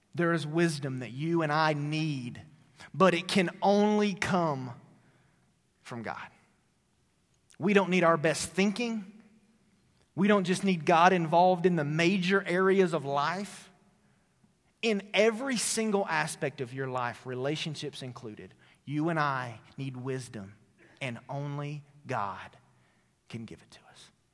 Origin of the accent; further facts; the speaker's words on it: Tennessee, United States; moved away; my hometown in Tennessee